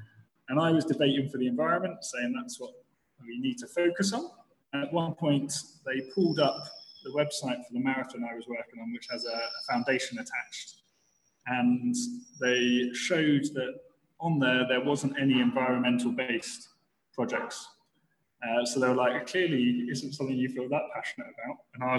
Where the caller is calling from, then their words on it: Masaka, Central Region, Uganda; I'm calling in from a little town called Masaka in Uganda.